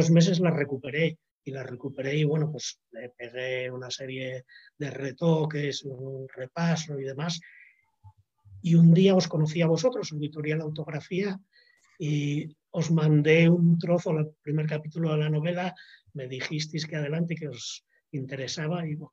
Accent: Oviedo, Asturias, Spain; Bueno, pues mira, yo soy un asturiano Oviedo, bancario ya jubilado

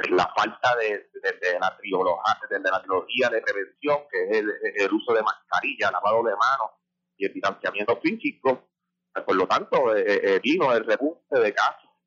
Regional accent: Yauco, Puerto Rico; Yo soy residente de Yauco

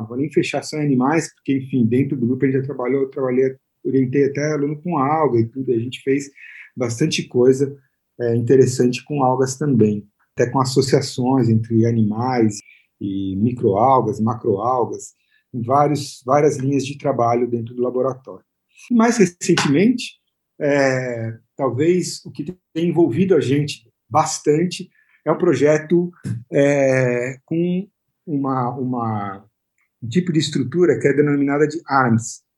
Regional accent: São Paulo, Brazil; also born or lived in Santos; Eu nasci em Santos, aqui no litoral de São Paulo. E então, desde pequeno eu tenho esse contato aí com, com, o mar e tal. E aí, ainda moleque, eu já morando aqui em São Paulo

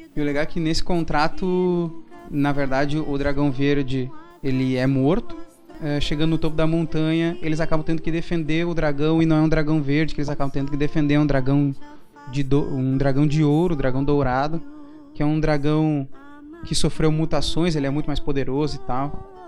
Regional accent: Brazil; eu sou brasileiro

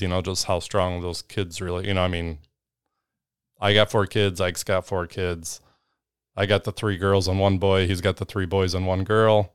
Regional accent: Northern Illinois, United States; moved away; I grew up in Northern Illinois

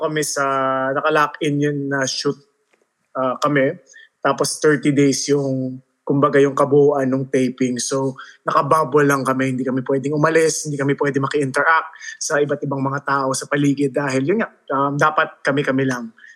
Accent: United States; moved away as an adult; now in Philippines; pinanganak ako sa States. Tapos, nung college, nag-college na ako doon lahat-lahat

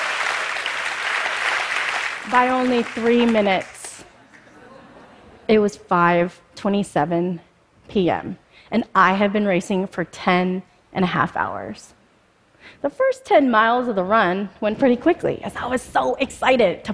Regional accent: Spokane, Washington, United States; born or raised there; also born or lived in Mumbai, India

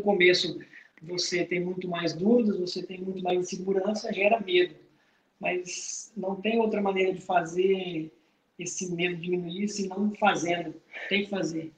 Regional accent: Rolim de Moura, Rondônia, Brazil; sou lá do interior de Rolim de Moura

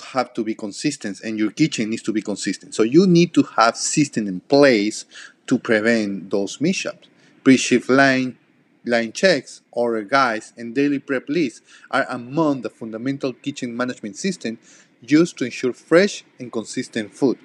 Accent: Peru; first language Spanish; English is a second language; moved away

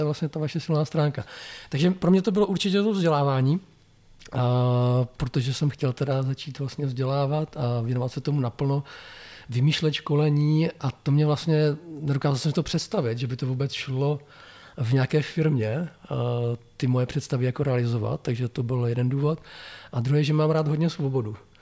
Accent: Blansko, South Moravian Region, Czechia; also born or lived in Brno; protože Brno bylo blízko pro mě z Blanska, protože původně jsem z Blanska

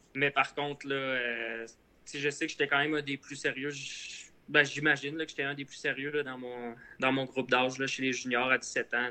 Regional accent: Repentigny, Quebec, Canada; j'ai grandi à Repentigny. C'est euh, pas trop loin de Montréal.

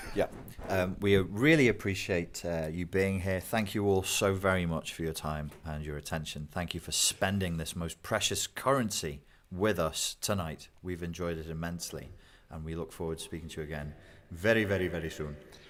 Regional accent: United Kingdom; I'm British.

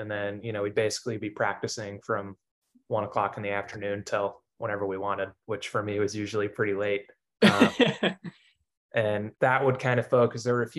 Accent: Pampa, Texas, United States; So I grew up in a small town in the Texas panhandle, called Pampa.

